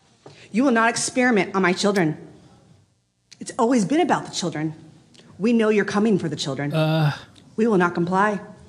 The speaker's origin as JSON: {"language": "English", "town": "Overland Park", "region": "Kansas", "country": "United States", "said": "I'm from Overland Park, and I'm here for the children."}